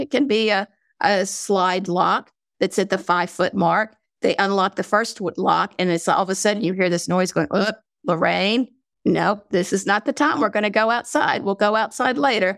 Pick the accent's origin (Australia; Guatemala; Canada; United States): United States; North Carolina; accent: southern drawl; I'm from North Carolina, so sometimes I have a draw. I try not to have a southern draw